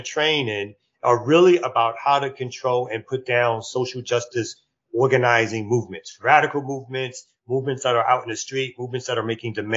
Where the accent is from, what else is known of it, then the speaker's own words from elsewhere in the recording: New York, United States; now in Atlanta, United States; I'm originally from New York.